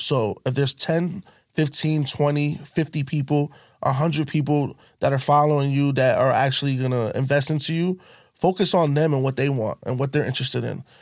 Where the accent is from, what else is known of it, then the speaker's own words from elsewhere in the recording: Connecticut, United States; I'm from Connecticut, but there's two sides of Connecticut